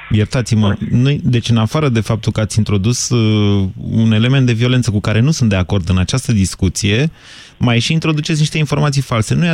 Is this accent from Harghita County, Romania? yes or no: no; Constanța, Constanța County, Romania; Constanța, din România.